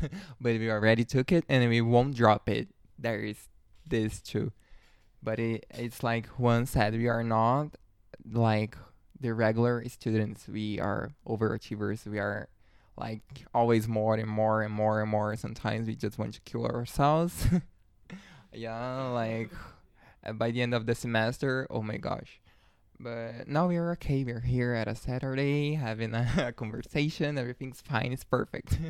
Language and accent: English; a city near Sao Paulo, São Paulo, Brazil; moved away as an adult; now in Sao Paulo, Brazil; My family is from a near city. It's like one hour and a half away from here. But I, I was born here in Sao Paulo. I grew up there